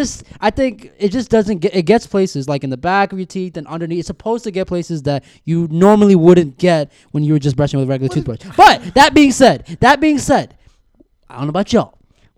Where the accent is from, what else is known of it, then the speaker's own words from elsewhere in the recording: India; So obviously, me being an Indian man, I worked at a convenience store once upon a time, right?